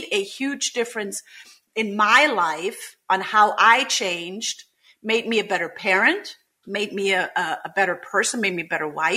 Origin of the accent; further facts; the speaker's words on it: Germany; English is a second language; moved away as an adult; also born or lived in Munich, Germany; now in United States; I am originally from Germany, came to the United States in 2004 to build a Montessori school